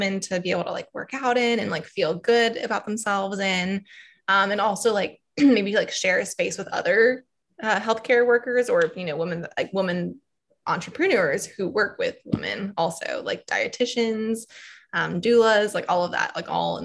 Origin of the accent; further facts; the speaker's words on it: Atlanta, Georgia, United States; moved away as an adult; now in Wilmington, United States; I'm from Atlanta, Georgia